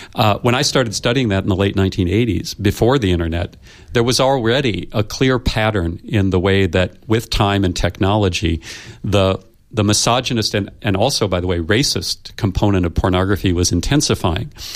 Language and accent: English; United States; I come from the United States